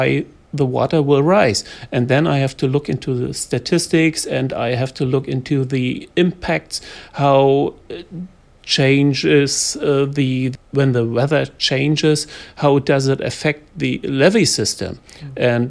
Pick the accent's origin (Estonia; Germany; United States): Germany; East Germany; English is a second language; I grew up in East Germany when the wall was still active